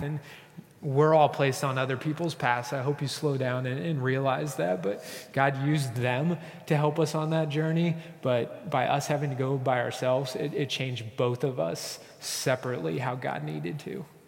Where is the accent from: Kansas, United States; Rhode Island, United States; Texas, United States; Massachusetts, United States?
Kansas, United States; I said, Kansas